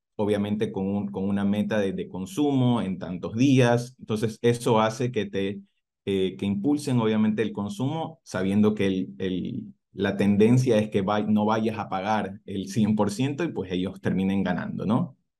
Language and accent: Spanish; Ecuador; moved away as an adult; also born or lived in Cairns, Australia; now in Adelaide, Australia; las oficinas de Ecuador, de donde soy